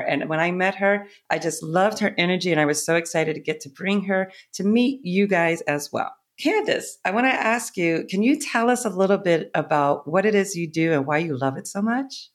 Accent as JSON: {"language": "English", "town": "Boston", "region": "Massachusetts", "country": "United States", "tie": "born or raised there", "also_born_or_lived": "Ohio", "moved": "as an adult", "lives_now": "New York, United States", "said": "I grew up in Ohio, but I really was raised and spent, like, thirty years in Boston."}